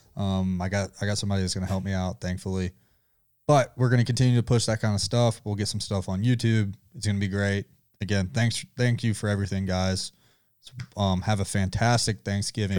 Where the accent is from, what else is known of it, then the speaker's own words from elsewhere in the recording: Georgia, United States; I'm from Georgia